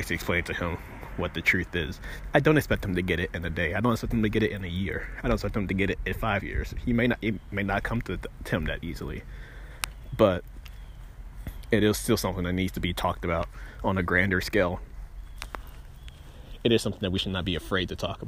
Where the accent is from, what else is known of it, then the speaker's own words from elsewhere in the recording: Greenville, Mississippi, United States; also born or lived in Starkville, Mississippi / Rankin County, Mississippi; the circumstances in which I was raised in Greenville